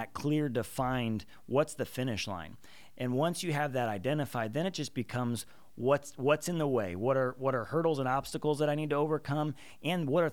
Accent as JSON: {"language": "English", "town": "Chicago", "region": "Illinois", "country": "United States", "said": "I'm actually from the Chicagoland area and grew up in a blue-collar household"}